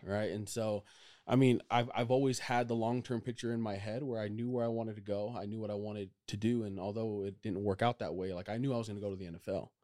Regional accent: Provo, Utah, United States; also born or lived in Orem, Utah / Pleasant Grove, Utah; I grew up in Provo, Utah

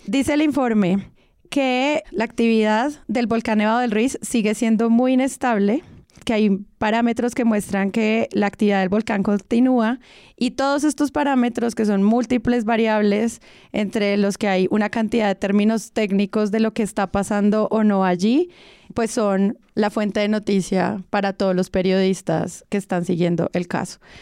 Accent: Manizales, Caldas, Colombia; Yo crecí, hice mi bachillerato en Manizales

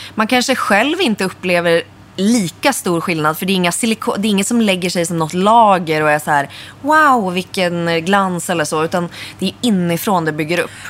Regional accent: Örnsköldsvik, Västernorrland County, Sweden; moved away as an adult; now in Stockholm, Sweden; gick jag ut gymnasiet i Örnsköldsvik där jag kommer ifrån

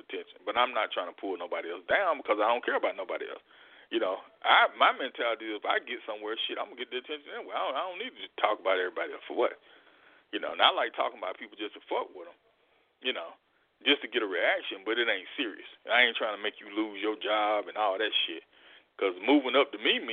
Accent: Mississippi, United States; born and bred in the South in Mississippi

